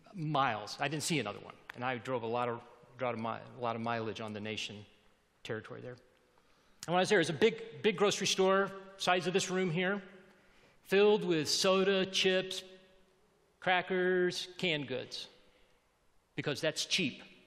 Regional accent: Alabama, United States; I grew up in Alabama in the 60s

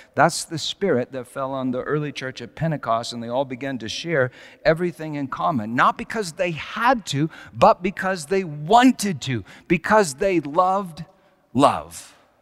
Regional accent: Colorado, United States; moved away as an adult; also born or lived in California; Susan and I moved back to Colorado from California

